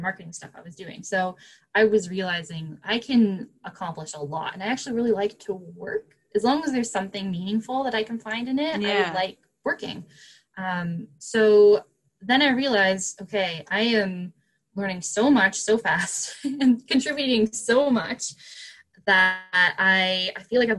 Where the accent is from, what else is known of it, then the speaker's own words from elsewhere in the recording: Canada; I'm Canadian